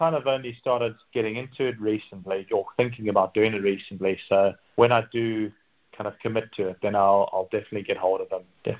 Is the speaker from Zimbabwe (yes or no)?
yes; Zimbabwe; born or raised there; moved away